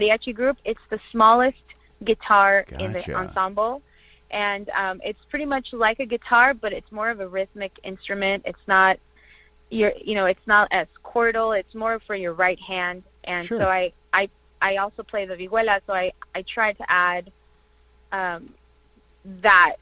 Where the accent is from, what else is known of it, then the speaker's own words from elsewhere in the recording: Orange County, California, United States; also born or lived in Toluca, Mexico / East Los Angeles, California; I was raised in California in Orange County